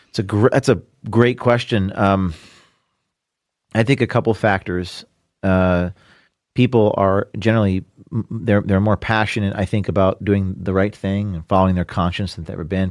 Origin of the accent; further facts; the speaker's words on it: New Jersey, United States; I'm from New Jersey